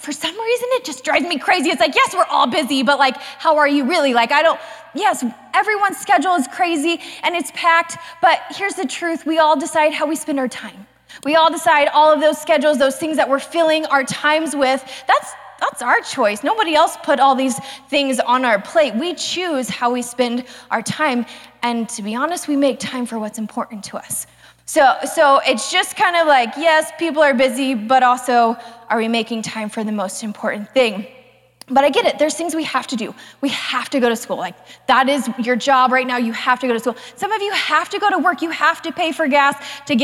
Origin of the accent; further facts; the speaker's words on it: the South, United States; I was raised in the South.